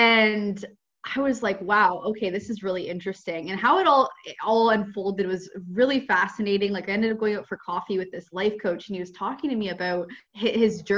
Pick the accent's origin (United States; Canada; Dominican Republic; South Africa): Canada; Ontario; moved away as an adult; I'm from Canada. I grew up in Ontario